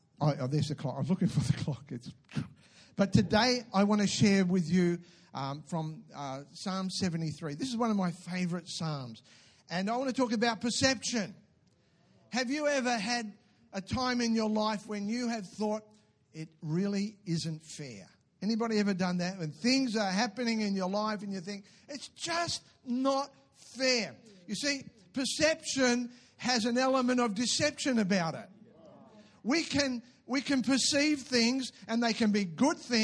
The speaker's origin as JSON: {"language": "English", "town": "Newcastle", "region": "New South Wales", "country": "Australia", "tie": "born or raised there", "also_born_or_lived": "Lower Hutt, Wellington, New Zealand", "moved": "as an adult", "said": "I was born in Newcastle in New South Wales"}